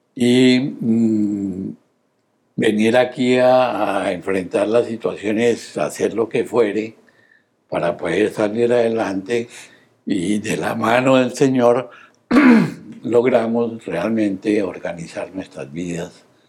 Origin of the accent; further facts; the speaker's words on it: Bogotá, Colombia; nací en Bogotá, Colombia